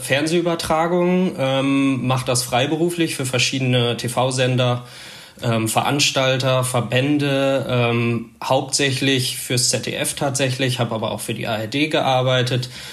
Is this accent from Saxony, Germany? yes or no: no; Münsterland, North Rhine-Westphalia, Germany; moved away as an adult; now in Berlin, Germany; ich komme eigentlich aus dem Münsterland, ähm, bin äh, aber vor zehn Jahren mal in Berlin und Umgebung gelandet